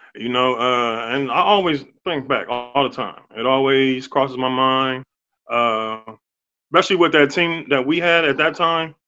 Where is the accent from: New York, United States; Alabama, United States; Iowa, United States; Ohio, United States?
Ohio, United States; I grew up in Ohio